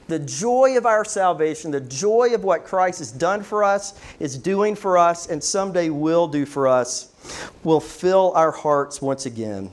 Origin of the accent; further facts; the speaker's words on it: Loudoun County, Virginia, United States; Billy and I grew up in Loudoun together